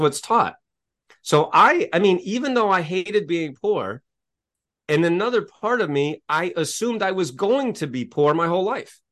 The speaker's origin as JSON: {"language": "English", "region": "Maine", "country": "United States", "tie": "born or raised there", "said": "I grew up in Maine, in, in New England"}